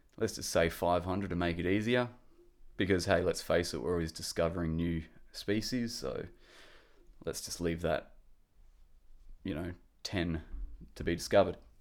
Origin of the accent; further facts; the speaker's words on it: Perth, Western Australia, Australia; I'm from Perth, which is in Western Australia